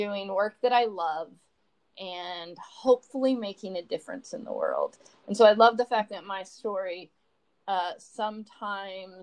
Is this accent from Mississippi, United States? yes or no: no; rural Texas, United States; moved away as an adult; also born or lived in New Mexico; now in New Hampshire, United States; I grew up in public schools in rural Texas